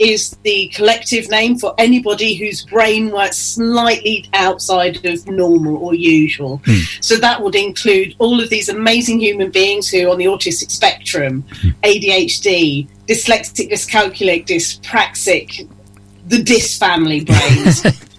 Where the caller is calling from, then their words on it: East of England, United Kingdom; I'm in North Norfolk, just outside King's Lynn.